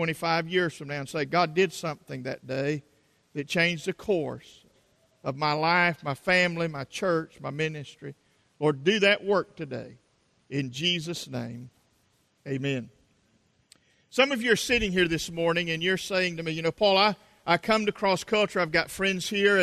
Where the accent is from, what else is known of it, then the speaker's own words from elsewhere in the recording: South Carolina, United States; accent: South Carolina; my South Carolina accent